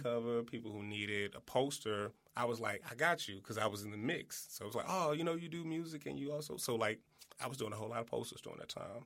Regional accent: East St. Louis, Illinois, United States; originally, I'm from East Saint Louis, Illinois.

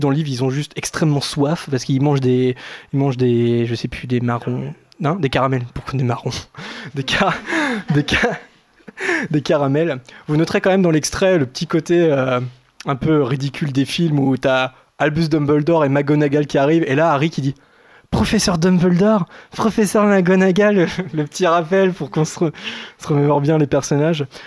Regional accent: France; nous sommes français

